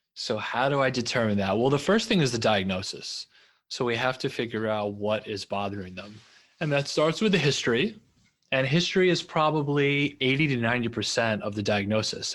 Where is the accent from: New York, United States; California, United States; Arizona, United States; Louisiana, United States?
New York, United States; also born or lived in Los Angeles; I'm from New York, and I just love the culture of New York, and I wanted to come back